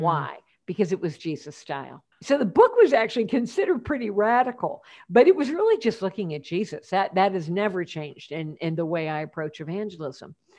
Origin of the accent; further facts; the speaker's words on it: Champaign, Illinois, United States; moved away as an adult; also born or lived in Portland, Oregon; my hometown is Champaign, Illinois